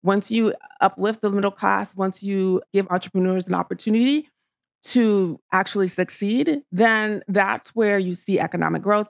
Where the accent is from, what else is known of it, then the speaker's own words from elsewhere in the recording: New York City, New York, United States; also born or lived in Washington, D.C.; I came to the States when I was three years old. I grew up in New York City in the projects